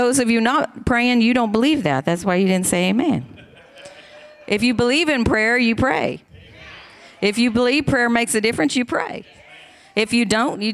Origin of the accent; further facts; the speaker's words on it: Tecumseh, Oklahoma, United States; moved away as an adult; also born or lived in Taiwan; I grew up in Tecumseh, Oklahoma